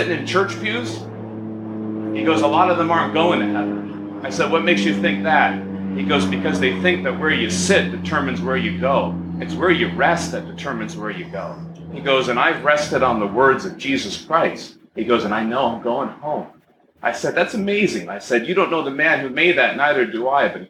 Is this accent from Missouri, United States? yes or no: no; New Jersey, United States; I was from New Jersey